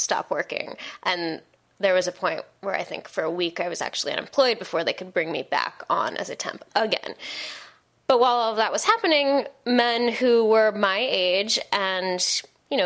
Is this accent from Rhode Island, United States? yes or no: no; Seattle, Washington, United States; moved away as an adult; now in New York, United States; I grew up in Seattle, which is like this heaven of a place where everyone is equal